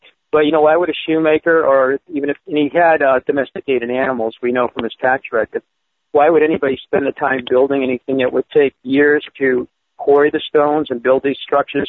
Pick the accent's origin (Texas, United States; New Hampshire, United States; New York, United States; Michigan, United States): New Hampshire, United States; Derry; I've lived on a farm up in Vermont for 3 years, and I was surrounded by farms when I grew up in Derry, New Hampshire